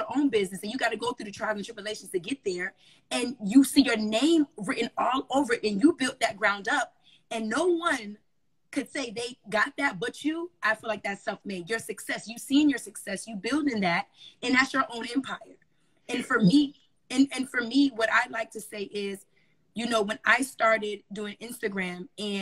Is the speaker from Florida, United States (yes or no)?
yes; Miami, Florida, United States; moved away as an adult; also born or lived in Raleigh; I'm from Miami originally